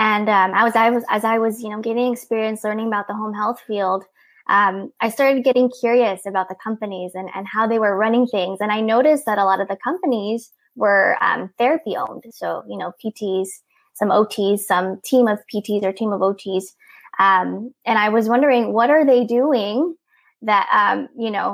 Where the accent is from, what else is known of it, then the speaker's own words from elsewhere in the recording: near Disneyland, Southern California, United States; I'm here from Southern California, near Disneyland. I was born here, raised here, grew up here